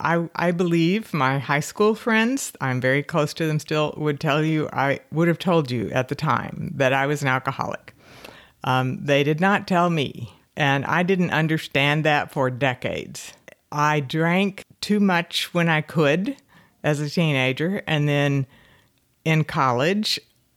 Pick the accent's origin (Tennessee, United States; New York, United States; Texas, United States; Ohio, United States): Texas, United States; Fort Worth; Fort Worth.